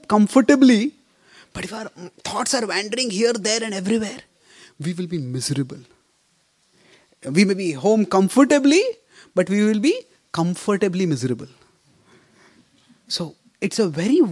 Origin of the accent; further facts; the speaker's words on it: India; I come from India. India is a cricket mad country.